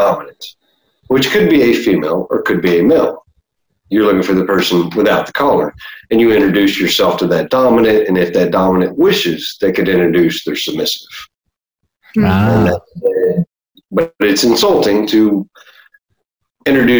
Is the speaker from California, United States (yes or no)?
no; Deep South Texas, United States; born and raised in Deep South Texas